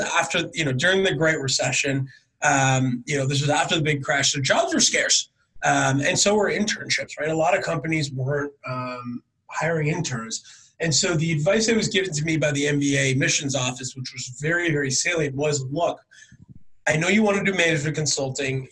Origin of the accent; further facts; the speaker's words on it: Northern California, United States; I'm from Northern California